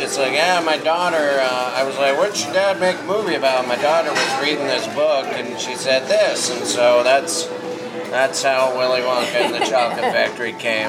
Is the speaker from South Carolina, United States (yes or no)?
no; Monterey, California, United States; I did grow up in Monterey.